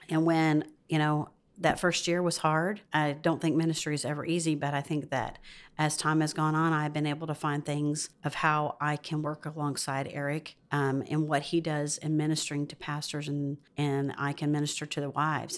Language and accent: English; the South, United States; moved away as an adult; also born or lived in Georgia / Arkansas / West Virginia; I'm from the South